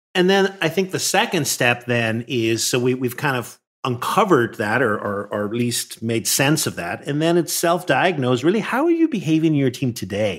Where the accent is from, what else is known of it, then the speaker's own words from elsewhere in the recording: Northern Ireland, United Kingdom; moved away; I grew up in Northern Ireland, which was a very divided society